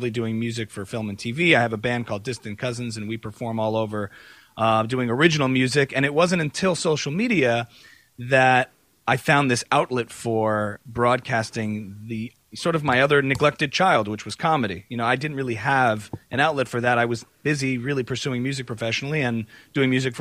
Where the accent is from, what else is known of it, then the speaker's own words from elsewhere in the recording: New Jersey, United States; I grew up as a modern Orthodox Jew on the East Coast in New Jersey